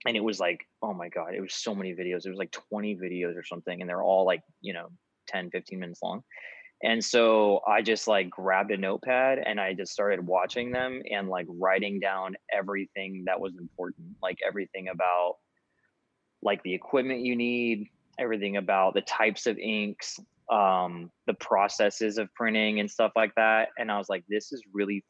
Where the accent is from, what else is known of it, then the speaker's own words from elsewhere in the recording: California, United States; also born or lived in Boise, Idaho; I'm from California. I was raised in California, but I moved to Boise, Idaho in 2014 or 15